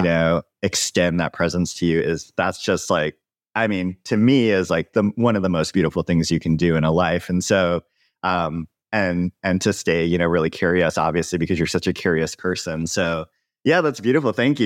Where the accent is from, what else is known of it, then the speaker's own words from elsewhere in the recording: Hawaii, United States; moved away; also born or lived in Joshua Tree; I grew up in Hawaii